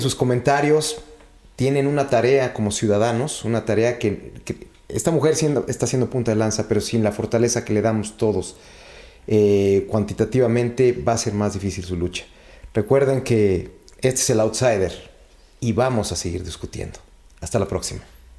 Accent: Mexico; nosotros como mexicanos

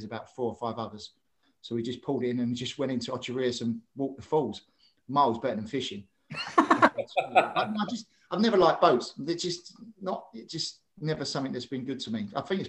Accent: Croydon, London, United Kingdom; Obviously, I was brought up in Croydon.

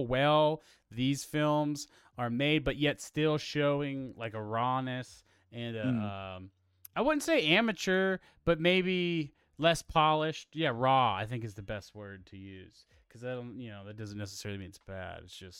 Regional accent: Pittsburgh, Pennsylvania, United States; So we are from Pittsburgh, Pennsylvania, and George Romero is heavily affiliated with the area.

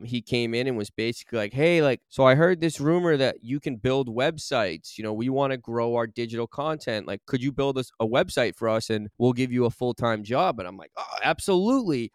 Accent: Burlington, Massachusetts, United States; Growing up in Massachusetts, especially in the town that I did, I grew up in Burlington

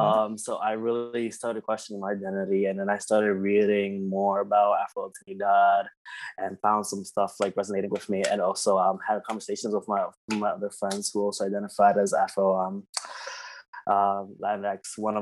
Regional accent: Philadelphia, Pennsylvania, United States; also born or lived in New York; I was born in New York, actually. So I was born in Dyckman in New York, and then moved from Dyckman to Philadelphia when I was 3.

